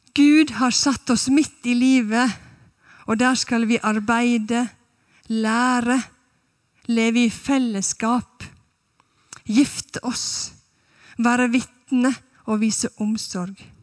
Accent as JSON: {"language": "Norwegian", "area": "Sunnmøre", "region": "Møre og Romsdal", "country": "Norway", "moved": "as an adult", "lives_now": "Stavanger, Norway", "said": "Jeg er fra Sunnmøre"}